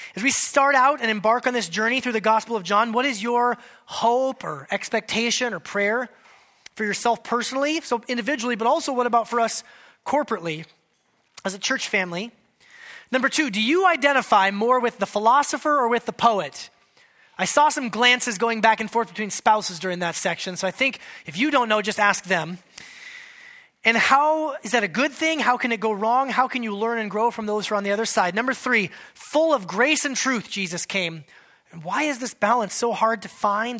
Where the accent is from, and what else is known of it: United States